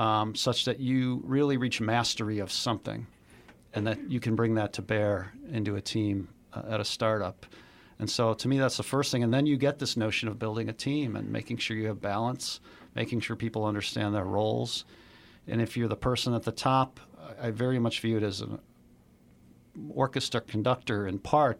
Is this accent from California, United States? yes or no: no; Chicago, Illinois, United States; I grew up in Chicago, born and raised